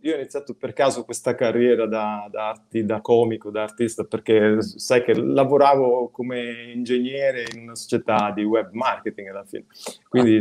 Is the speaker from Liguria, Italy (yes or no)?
yes; Genoa, Liguria, Italy; moved away as an adult; sono cresciuto a Genova fino a 26 anni, sono stato a Genova